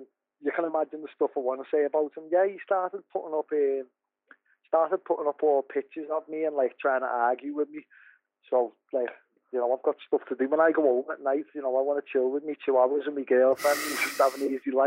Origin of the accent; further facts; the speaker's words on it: Liverpool, North West England, United Kingdom; I'm from Liverpool